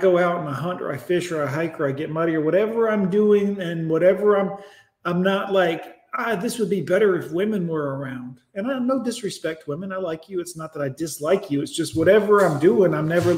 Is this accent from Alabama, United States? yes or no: yes; Alabama, United States; I'm from the country now. Make no mistake, I'm from Alabama